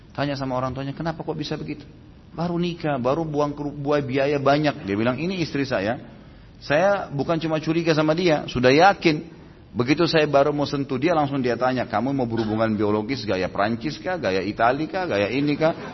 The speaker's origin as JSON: {"language": "Indonesian", "town": "Makassar", "region": "South Sulawesi", "country": "Indonesia", "tie": "born or raised there", "said": "saya waktu itu lahir di kota Makassar"}